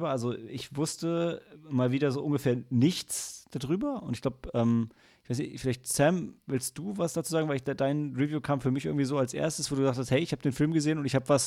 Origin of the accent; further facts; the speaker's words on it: Germany; als Deutscher sind wir es ja total gewohnt, dass ähm, unsere Vergangenheit sowohl von uns als auch von allen anderen